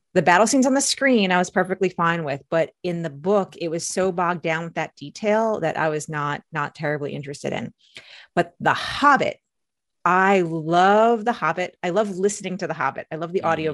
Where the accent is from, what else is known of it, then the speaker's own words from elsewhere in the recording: outside of New York City, United States; I grew up outside of New York City.